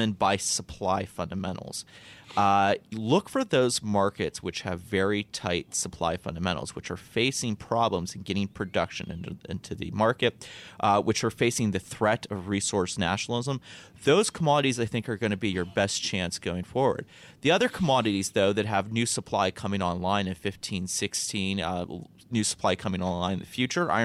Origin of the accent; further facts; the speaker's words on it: Northeast Ohio, United States; I'm from Ohio, Northeast Ohio